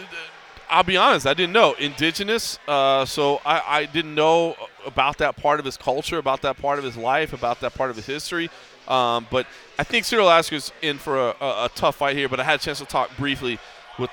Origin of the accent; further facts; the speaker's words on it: United States; as an American